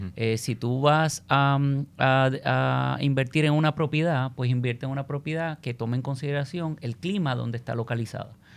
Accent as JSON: {"language": "Spanish", "country": "Puerto Rico"}